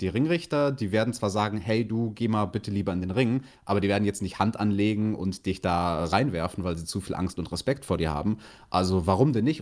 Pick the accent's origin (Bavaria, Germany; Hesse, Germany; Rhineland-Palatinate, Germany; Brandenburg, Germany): Bavaria, Germany; Bei uns in Bayern